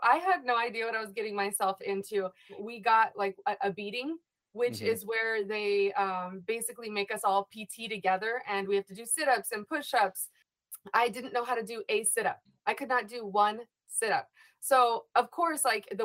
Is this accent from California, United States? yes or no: yes; California, United States; I am originally from California